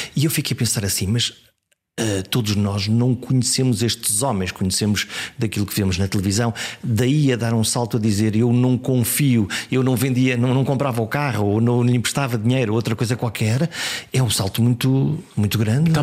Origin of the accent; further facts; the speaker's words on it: Caminha, Norte, Portugal; also born or lived in Viana do Castelo; Eu nasci em Viena do Castelo, mas a minha terra é Caminha